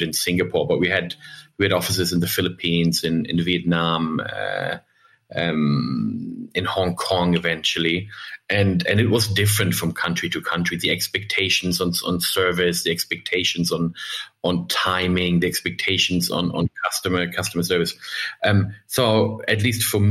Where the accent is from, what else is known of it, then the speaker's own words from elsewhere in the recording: Germany; also born or lived in United States; I'm German